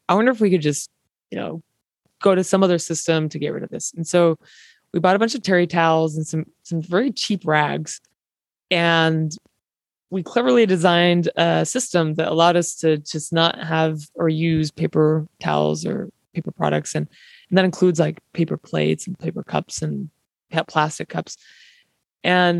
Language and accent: English; Eastern Utah, United States; growing up in Eastern Utah